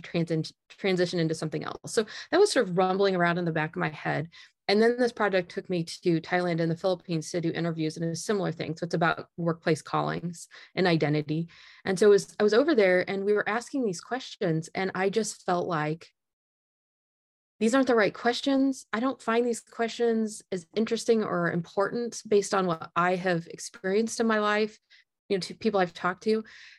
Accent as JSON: {"language": "English", "region": "Indiana", "country": "United States", "tie": "born or raised there", "said": "So I grew up in Northern Indiana, and I worked in a really wide variety of summer jobs"}